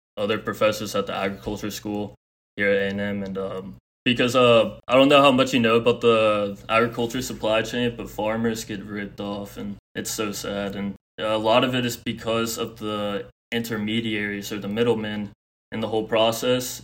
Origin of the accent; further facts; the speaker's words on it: Houston, Texas, United States; I'm from Houston, Texas